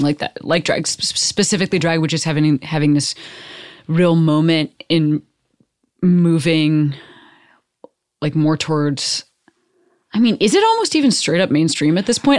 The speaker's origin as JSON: {"language": "English", "country": "United States", "said": "fifth generation Amer-, like, I'm just American"}